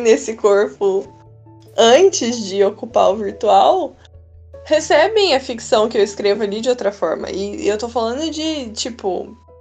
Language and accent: Portuguese; Minas Gerais, Brazil; also born or lived in Sorocaba, São Paulo; quando a gente voltou a morar em Minas